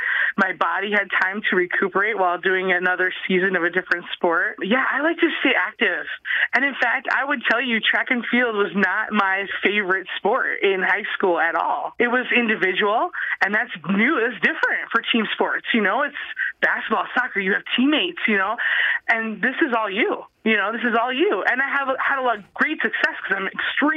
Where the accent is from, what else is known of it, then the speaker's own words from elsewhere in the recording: South Dakota, United States; I'm from South Dakota